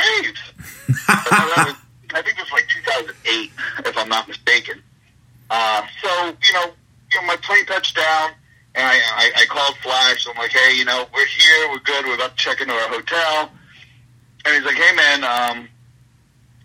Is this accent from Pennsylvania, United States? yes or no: yes; Philadelphia, Pennsylvania, United States; we're both boys from Philadelphia. We're both Irish